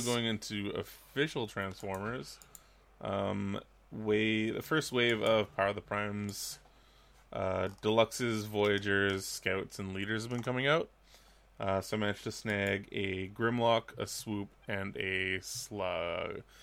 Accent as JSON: {"language": "English", "town": "Vancouver", "region": "British Columbia", "country": "Canada", "said": "I'm from Vancouver."}